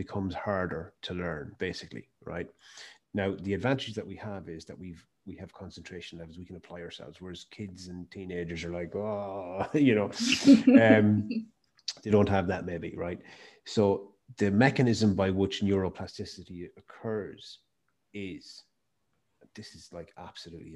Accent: Mayo, Connacht, Ireland; I started my business in my hometown, and I'm from Mayo

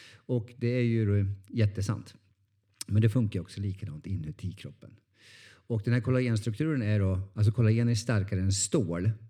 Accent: Norrland, Sweden; jag är från Norrland

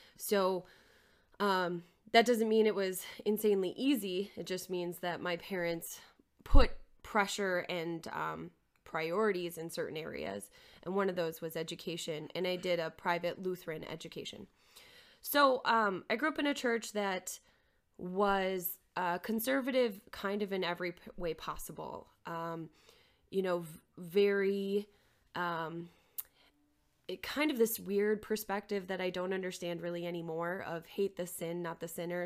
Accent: Maplewood, Minnesota, United States; moved away as an adult; also born or lived in South Dakota / Albany, New York; I am originally from Maplewood, Minnesota, just outside of the Twin Cities. Um, I grew up there

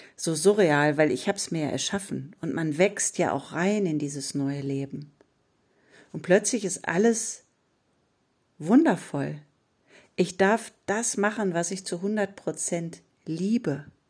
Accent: Ruhr area, North Rhine-Westphalia, Germany; bei uns im Ruhrpott sagt man selbst in Schuld

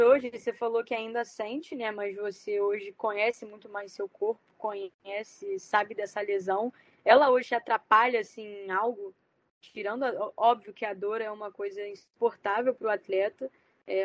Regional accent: Rio de Janeiro, Brazil; eu sou do Rio, né? Eu moro aqui

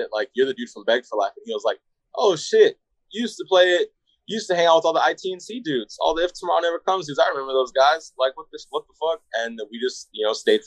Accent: Coachella Valley, Southern California, United States; moved away as an adult; now in Phoenix, United States; me and Jamie, like we're both from Palm Springs, Indio, like the Coachella Valley, Southern California

